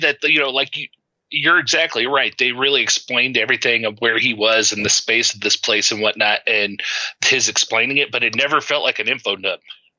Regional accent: Midwest, United States; Growing up in the Midwest, and I grew up in a smaller town. It's not like a tiny town, but it was a fairly small town. And a lot of countryside around it.

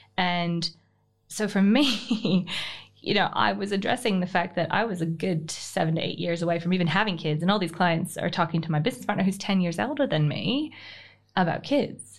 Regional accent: Canada; moved away as an adult; now in Australia; I'm Canadian born. Um, I call it Australian adoptee. I've been here for fifteen, just, uh, just under fifteen years.

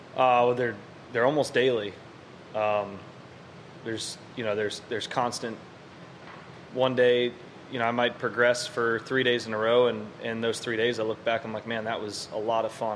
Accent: Dallas, Texas, United States; born or raised there

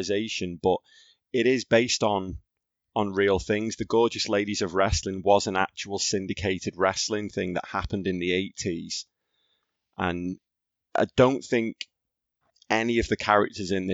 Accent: Skelmersdale, North West England, United Kingdom; I grew up in Skem

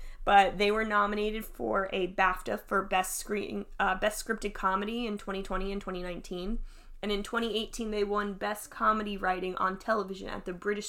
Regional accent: United States; I'm an American.

